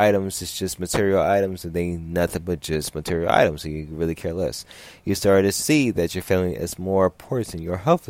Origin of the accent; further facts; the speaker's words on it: Los Angeles, California, United States; growing up in South Central in other parts of California.